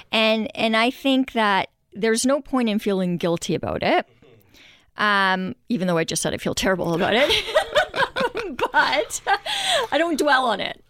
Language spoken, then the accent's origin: English; Montreal, Quebec, Canada; moved away as an adult; now in Vancouver, Canada; growing up in Montreal